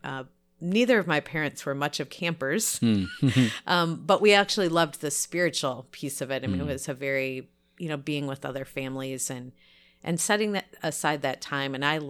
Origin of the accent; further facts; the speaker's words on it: Michigan, United States; So I grew up in the Free Methodist Church. My dad was a Free Methodist pastor. So really, in fact, we lived up in the Thumb when he was first pastor, and our parsonage was right behind the church.